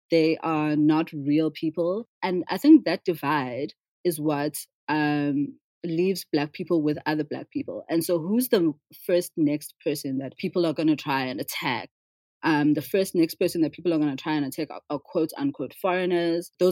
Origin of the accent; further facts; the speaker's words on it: South Africa; So, as a South African, my experience has always been that the wealth in South Africa, wealth distribution has been is dismal